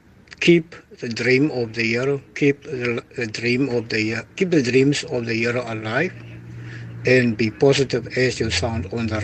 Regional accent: Cape Town, Western Cape, South Africa; I'm from Hout Bay, Cape Town.

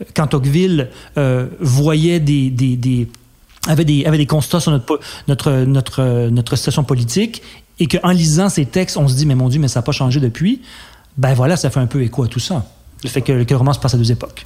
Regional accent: Quebec, Canada; en tant que Québécois

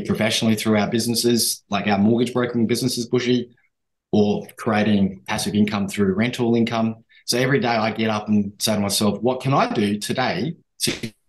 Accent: Papua New Guinea; born there; but I was born in New Guinea and I was born under the United Nations flag.

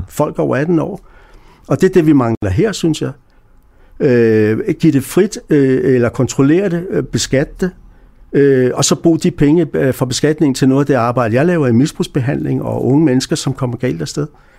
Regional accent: Denmark; moved away; jeg kommer fra Danmark

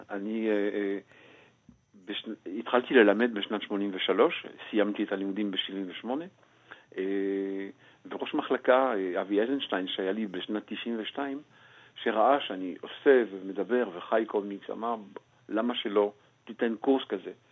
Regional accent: Belgium; moved away as an adult; now in Israel; מכיוון שאני גדלתי כנער ציוני בבלגיה, אה, בתנועת השומר הצעיר, ומכיוון שעליתי לפני כמעט כבר 46 שנים

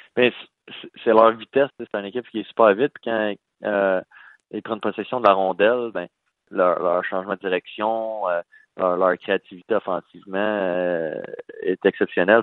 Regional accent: Val-d'Or, Quebec, Canada; moved away as an adult; also born or lived in Rouyn-Noranda; je viens de de Val d'Or

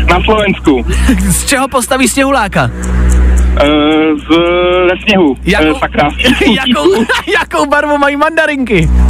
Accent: Horní Bučice, Central Bohemian Region, Czechia; Horní Bučice u Čáslavy.

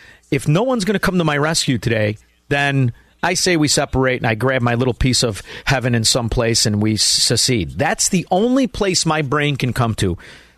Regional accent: Chicago, Illinois, United States; I'm from Chicago. This was a place, I'm older than you, but this was a place that 35 years ago I was proud of, right?

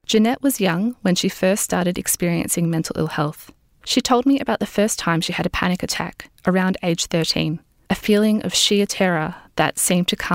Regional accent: Singapore; now in Australia; when I was growing up in Singapore too.

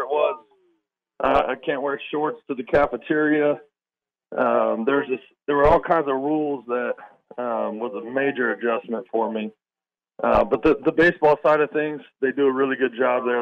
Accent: Mesa, Arizona, United States; moved away as an adult; I grew up in Mesa, Arizona

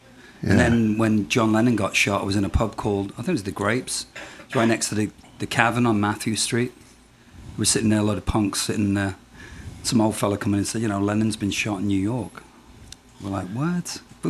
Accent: Birkenhead, North West England, United Kingdom; also born or lived in Glasgow; I grew up in Merseyside, so I kind of grew up around it.

